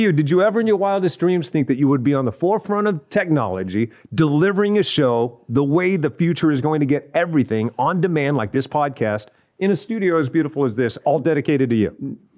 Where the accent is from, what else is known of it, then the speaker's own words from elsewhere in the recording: California, United States; also born or lived in Texas; "No, I'm from California. I was born in Texas."